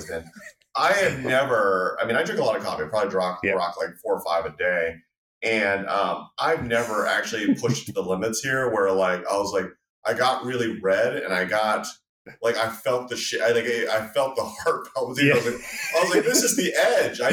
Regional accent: West Coast, United States; now in Boston, United States; I grew up on the West Coast

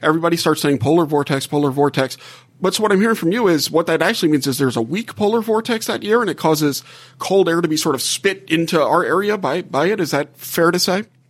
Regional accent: Gulf South, United States; moved away as an adult; now in South Bend, United States; I grew up in the Gulf South and, and just moved here

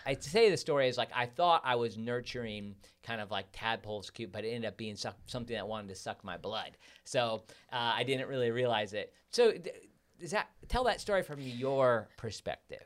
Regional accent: Midwest, United States; moved away; growing up in the Midwest where it's so cold

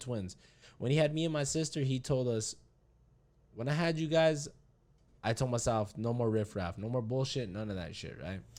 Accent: Hayden, Arizona, United States; we grew up in Hayden together.

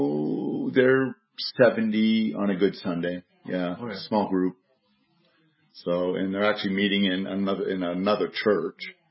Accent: United States; moved away as an adult; I'm American

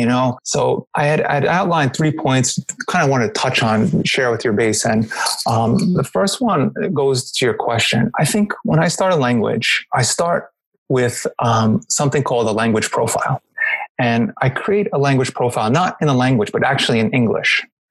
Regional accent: New York, United States; I'm American, so I'm from New York

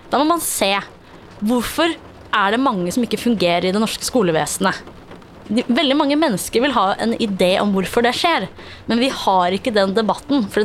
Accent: Afghanistan; Norwegian is a second language; now in Norway; Uh, jeg er fra Afghanistan.

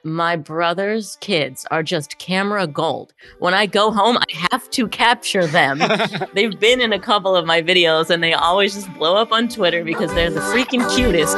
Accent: Pittsburgh, Pennsylvania, United States; moved away; I'm originally from Pittsburgh, Pennsylvania

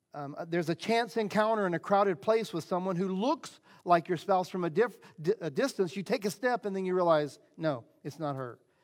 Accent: Southeast, United States; I grew up in the Southeast, uh, evangelical Christian

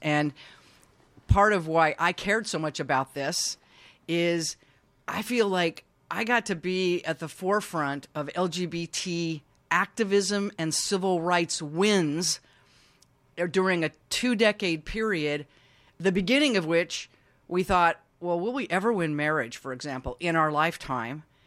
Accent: Utah, United States; moved away as an adult; also born or lived in San Francisco; I grew up Mormon in Utah

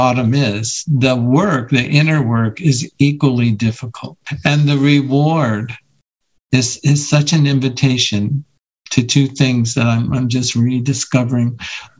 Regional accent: Iowa, United States; now in Colorado, United States; I grew up in Iowa

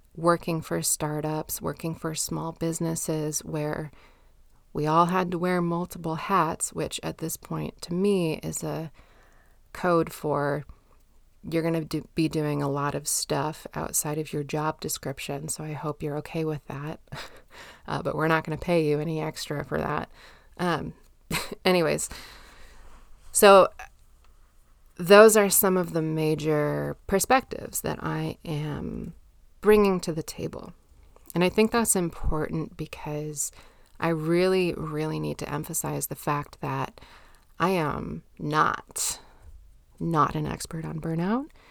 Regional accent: United States; I'm American, grew up in the nineties

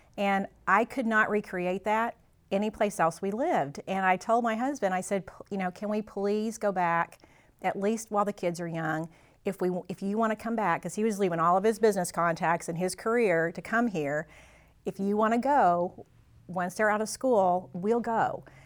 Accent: Mountain Grove, Missouri, United States; moved away as an adult; I grew up in Mountain Grove and graduated from here

